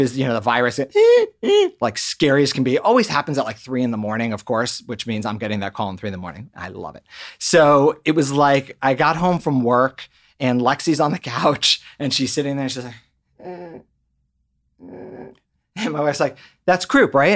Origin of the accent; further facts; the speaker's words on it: Maryland, United States; moved away as an adult; also born or lived in Boston; now in Los Angeles, United States; originally from the East Coast, grew up in Maryland, and came out to California to work at Children's Hospital Los Angeles